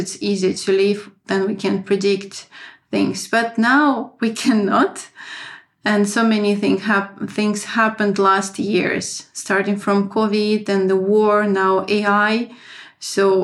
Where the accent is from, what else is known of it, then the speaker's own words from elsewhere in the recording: Saint Petersburg, Russia; moved away as an adult; also born or lived in France / Moscow, Russia; now in Finland; I was born in St. Petersburg. I had my first education in business in St. Petersburg